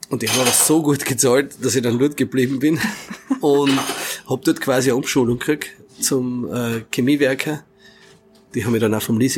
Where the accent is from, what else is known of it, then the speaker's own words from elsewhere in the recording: Carinthia, Austria; das dann quasi bei uns daheim in Kärnten wieder am Anfang nur quasi in, als Zeichnung oder Malerei und dann immer mehr auf Kinderzimmerwände und im Keller